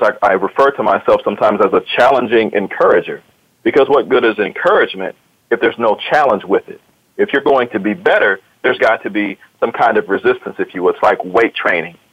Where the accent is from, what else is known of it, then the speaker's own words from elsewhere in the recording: Akron, Ohio, United States; now in Columbus, United States; I'm uh, originally from Akron, Ohio, as, as uh, this other guy, some people may know in your audience, LeBron James. He's also from my hometown